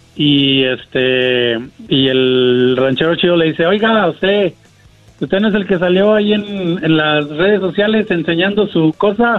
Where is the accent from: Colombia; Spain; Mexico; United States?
Mexico; San Luis Potosí; De San Luis Potosí